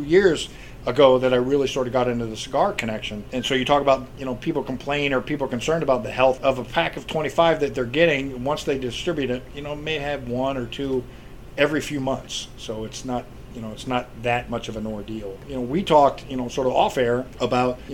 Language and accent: English; Ohio, United States; moved away; I grew up in Ohio